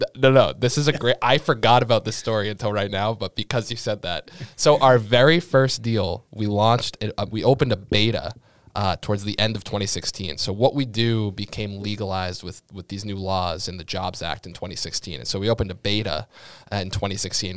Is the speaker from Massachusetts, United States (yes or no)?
yes; Sharon, Massachusetts, United States; I grew up in Sharon, Massachusetts